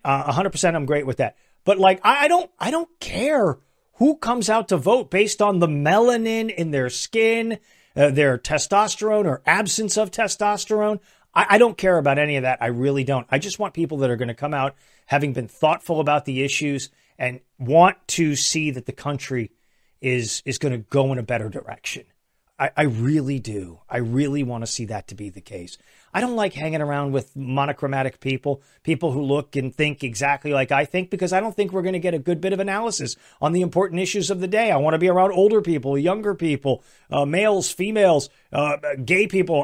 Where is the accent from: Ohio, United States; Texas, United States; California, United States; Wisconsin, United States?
Texas, United States; El Paso; I grew up in El Paso, Texas